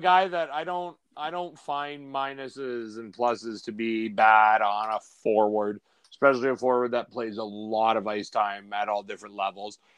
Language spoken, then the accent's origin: English; Canada; I'm from Canada